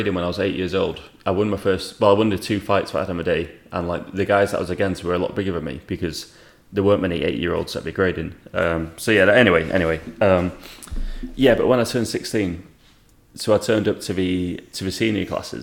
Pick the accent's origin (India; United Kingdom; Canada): United Kingdom; Rochdale, North West England; now in North Wales, United Kingdom; I'm from Rochdale, England, but I live in North Wales